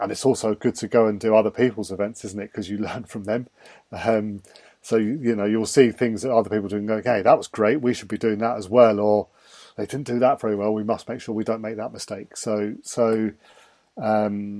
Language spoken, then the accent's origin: English; England, United Kingdom; accent: English; my English accent